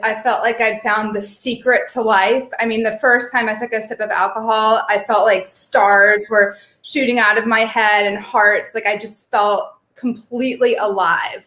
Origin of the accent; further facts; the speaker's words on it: Kentucky, United States; moved away as an adult; also born or lived in Vermont; I'm from Kentucky.